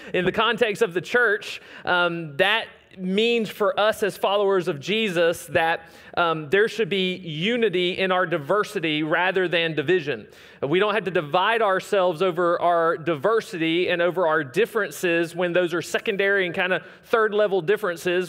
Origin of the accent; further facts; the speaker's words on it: the South, United States; we don't sound like that down here